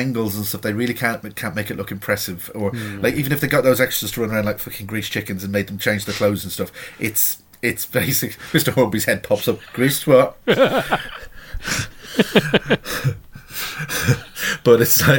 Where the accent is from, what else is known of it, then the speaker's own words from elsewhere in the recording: Ireland; being Irish